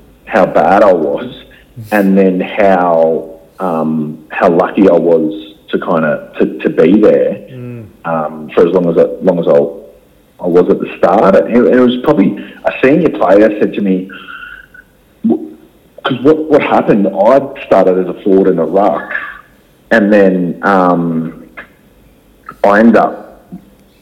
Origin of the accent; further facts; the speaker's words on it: Gold Coast, Queensland, Australia; also born or lived in Adelaide, South Australia; Growing up on the Gold Coast